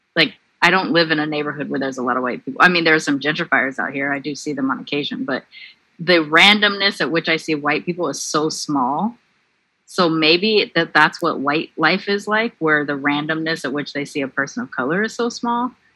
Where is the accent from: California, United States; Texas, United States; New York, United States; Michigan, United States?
California, United States; Long Beach; I grew up in Long Beach